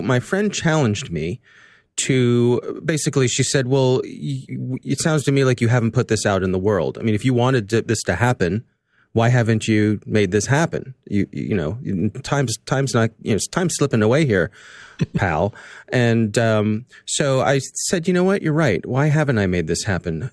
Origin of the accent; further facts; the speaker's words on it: Columbia, Maryland, United States; right here in my town, in my hometown, in Columbia, Maryland